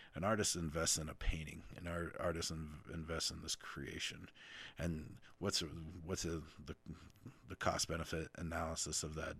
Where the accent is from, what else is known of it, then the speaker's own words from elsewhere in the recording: Utah, United States; growing up in Utah